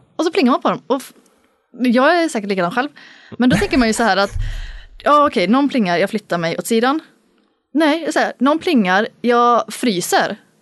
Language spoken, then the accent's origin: Swedish; Dalarna County, Sweden; Jag är ju från, eh, Dalarna